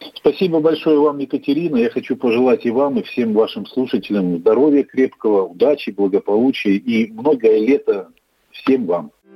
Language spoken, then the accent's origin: Russian; Rechytsa, Gomel Region, Belarus; also born or lived in Khanty-Mansi Autonomous Okrug (Yugra), Russia; now in Khanty-Mansi Autonomous Okrug, Russia